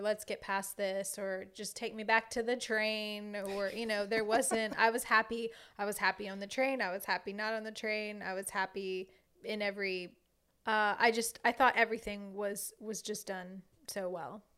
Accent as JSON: {"language": "English", "region": "Southern Louisiana", "country": "United States", "said": "a Cajun girl from Southern Louisiana."}